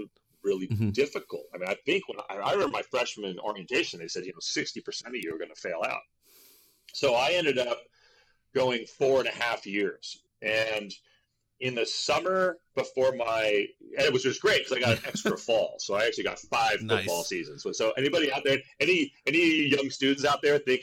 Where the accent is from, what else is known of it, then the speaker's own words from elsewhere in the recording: Berkeley, California, United States; I grew up on Telegraph Avenue